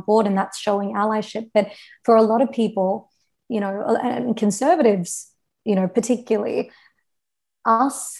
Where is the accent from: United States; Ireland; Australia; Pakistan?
Australia